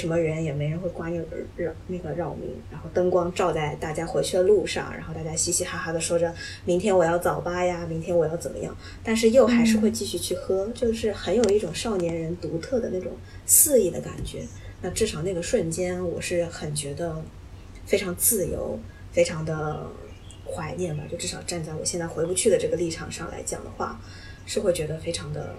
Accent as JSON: {"language": "Chinese", "country": "Japan", "also_born_or_lived": "China", "second_language": "Chinese", "said": "反正我是在国内的高中毕业的话，我也是没有特别深的感触，哪怕我是个日本人，"}